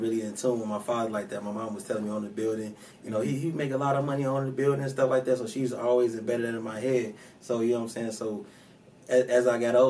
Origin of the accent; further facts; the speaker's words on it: Chicago, Illinois, United States; I'm from Chicago, Illinois, man, Southside, Inglewood, you know? One of the worst parts of Chicago